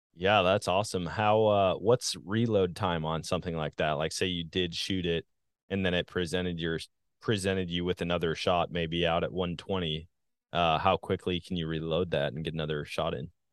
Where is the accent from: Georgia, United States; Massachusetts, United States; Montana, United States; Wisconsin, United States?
Wisconsin, United States; now in Missouri, United States; I guess when you grow up somewhere, when you get used to all the hunting opportunities, they're like, man, it's a sportsman's paradise. I say that all the time about my home state of Wisconsin. Now that I'm in Missouri